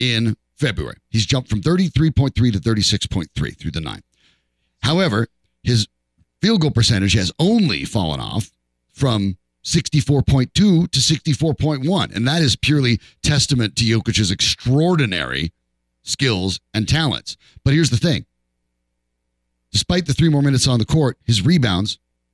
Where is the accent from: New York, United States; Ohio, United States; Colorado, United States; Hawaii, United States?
Colorado, United States; I'm from Colorado